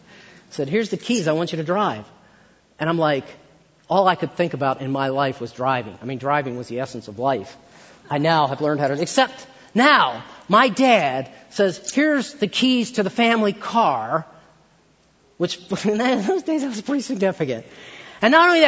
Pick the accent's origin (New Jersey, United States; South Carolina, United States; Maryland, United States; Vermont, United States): Maryland, United States; I grew up in Maryland